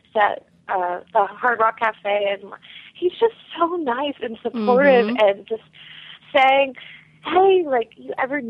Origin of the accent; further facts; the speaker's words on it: Bay Area, California, United States; moved away as an adult; also born or lived in Boston / Chico, California; now in Seattle, United States; my hometown in the Bay Area